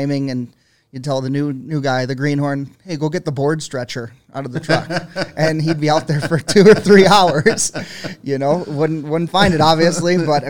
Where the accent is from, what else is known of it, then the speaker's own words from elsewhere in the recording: Buffalo, New York, United States; I'm from Buffalo. So my dad goes, what are you going to do?